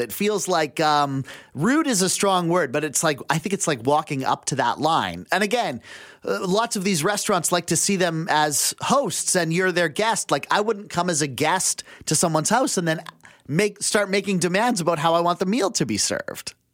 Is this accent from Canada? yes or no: yes; Abbotsford, British Columbia, Canada; moved away; I grew up in Abbotsford